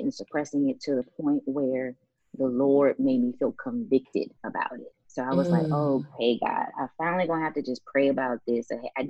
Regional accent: the North, United States; I'm from the North, and I enjoy being a Northerner, and Dallas just seemed a little too, you know, deserty for my taste.

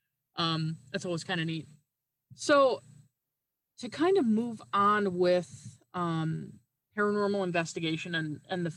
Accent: Newfoundland and Labrador, Canada; now in Wisconsin, United States; I'm currently living in Wisconsin, but I'm originally from Newfoundland in Canada

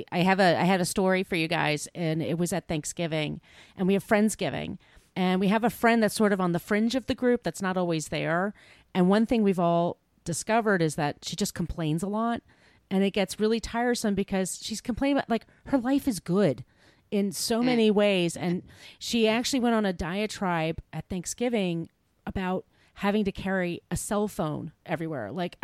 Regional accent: New York, United States; if you're an impatient person like I am and a New Yorker

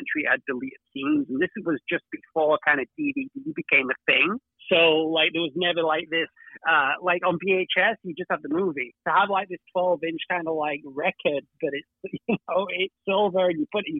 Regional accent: Manchester, North West England, United Kingdom; I'm from Manchester

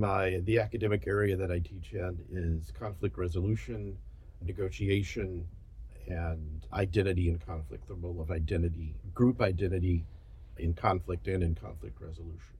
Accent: Birmingham, Alabama, United States; moved away; I was born in Alabama, I was raised in Alabama, so I'm, I'm from Alabama

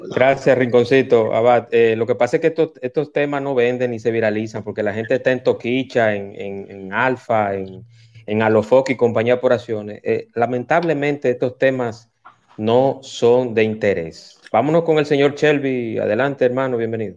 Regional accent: Dominican Republic; creo en mi país

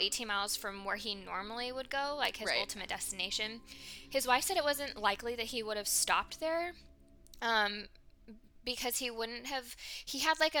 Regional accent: Calaveras County, California, United States; I grew up in Calaveras County

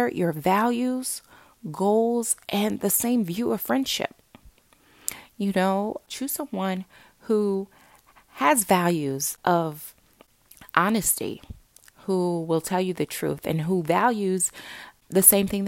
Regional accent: Newark, New Jersey, United States; I grew up in Newark, New Jersey

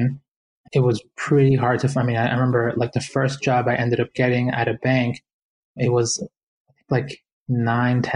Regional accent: Boston, Massachusetts, United States; growing up in Boston, I was one of many, many Latinx families that made that trip to the United States

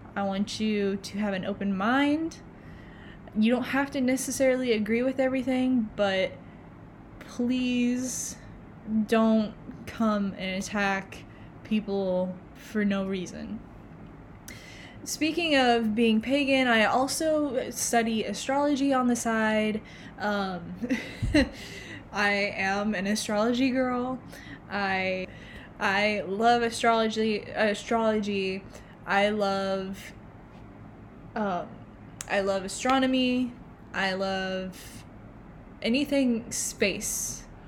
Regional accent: Oklahoma, United States; I am actually from Oklahoma

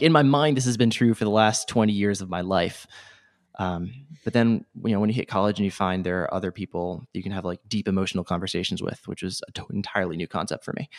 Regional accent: Rhode Island, United States; born or raised there

